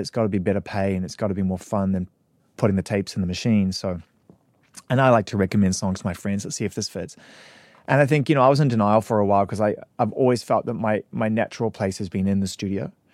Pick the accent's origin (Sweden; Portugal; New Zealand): New Zealand; moved away as an adult; also born or lived in United Kingdom; I was from New Zealand.